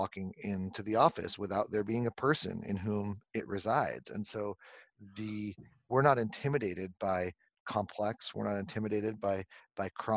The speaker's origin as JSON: {"language": "English", "region": "Southern California", "country": "United States", "tie": "born or raised there", "moved": "yes", "lives_now": "Connecticut, United States", "said": "I grew up on the beaches of Southern California"}